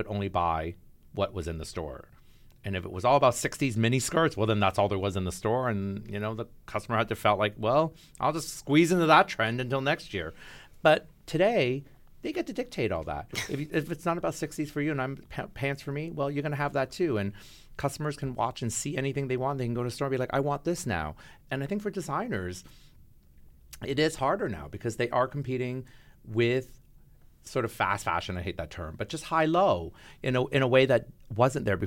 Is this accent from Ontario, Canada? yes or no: yes; Toronto, Ontario, Canada; moved away as an adult; now in New York, United States; growing up as a kid in Toronto